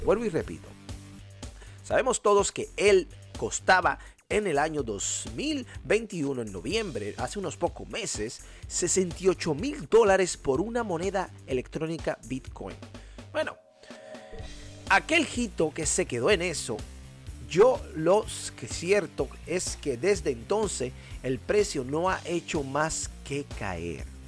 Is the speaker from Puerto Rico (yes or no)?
no; Dominican Republic; mi país natal y la isla de donde provengo, que es la República Dominicana